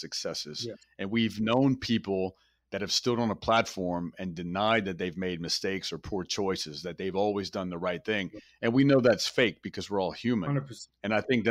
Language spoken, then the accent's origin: English; outside of Baton Rouge, Louisiana, United States; also born or lived in Metairie, Louisiana; I was born in Metairie, Louisiana. Metairie is right outside of New Orleans. And I grew up outside of Baton Rouge. And I love being from Louisiana